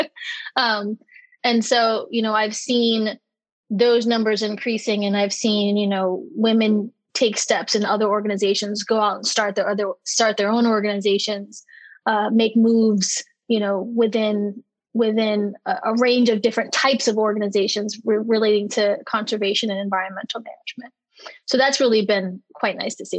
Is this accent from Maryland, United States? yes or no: yes; Maryland, United States; I'm from Maryland